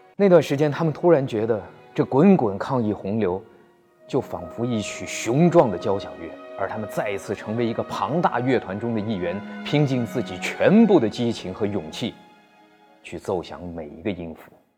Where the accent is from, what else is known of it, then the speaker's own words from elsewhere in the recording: Wuhan, Hubei, China; 我是一个武汉人